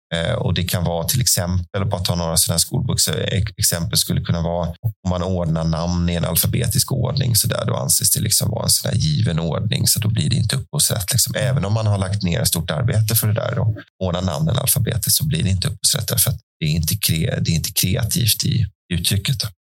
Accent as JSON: {"language": "Swedish", "town": "Tullinge", "region": "Stockholm County", "country": "Sweden", "tie": "born or raised there", "said": "Jag är från, eh, Tullinge, som ligger cirka två mil söder om Stockholm"}